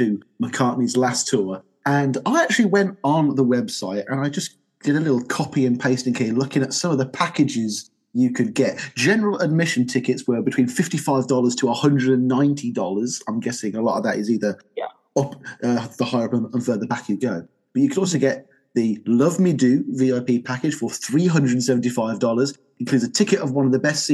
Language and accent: English; United Kingdom; as a Brit